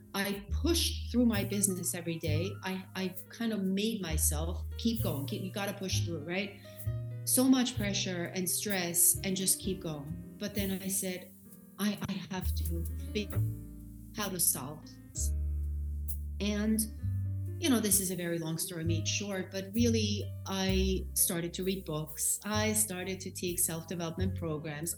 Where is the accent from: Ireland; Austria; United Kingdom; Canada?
Austria; moved away as an adult; now in New York, United States; I am in New York, but um, I was born and raised in Austria. I came to this country when I was 21 years old